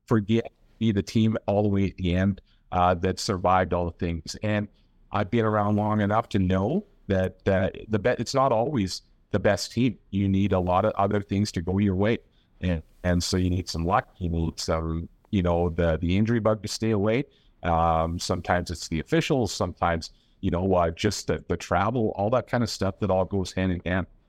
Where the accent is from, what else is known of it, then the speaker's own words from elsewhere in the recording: Nanaimo, British Columbia, Canada; moved away; that was my hometown.